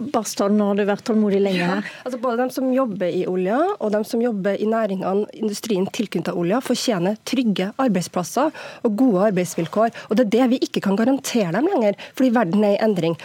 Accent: Norway; Jeg er nordmann som alle andre og stolt av landet mitt

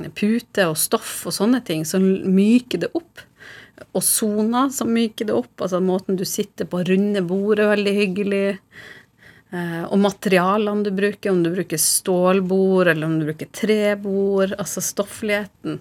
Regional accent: Harstad, Northern Norway, Norway; now in Oslo, Norway; som nordlending i Oslo, så har du et savn til Nord-Norge.

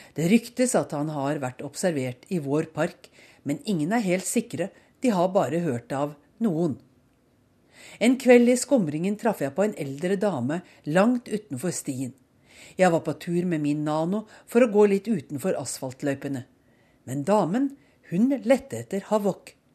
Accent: Norway; moved away as an adult; also born or lived in Oslo / Bærum; now in Bethesda, United States; Hjemme i Norge ville mange eiere, herunder undertegnede, ha følt behov for å unnskylde seg

